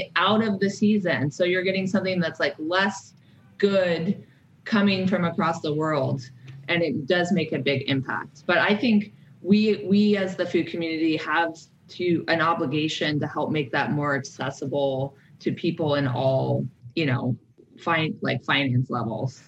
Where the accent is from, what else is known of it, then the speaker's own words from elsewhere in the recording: San Francisco Bay Area, California, United States; also born or lived in Alaska; I was born in Alaska in, you know, in a like woodsy upbringing. And then I was moved to the San Francisco Bay Area